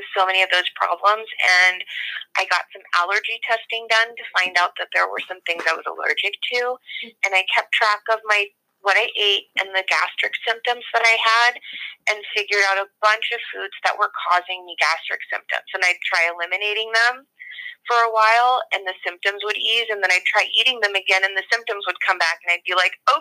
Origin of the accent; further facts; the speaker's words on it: San Francisco, California, United States; I grew up in San Francisco in the 80s.